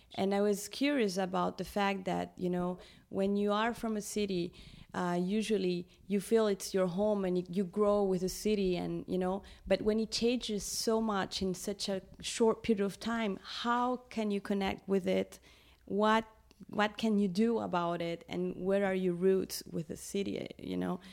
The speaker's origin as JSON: {"language": "English", "region": "Lima", "country": "Peru", "tie": "born or raised there", "said": "I was born in Lima in, in Peru. I'm Peruvian."}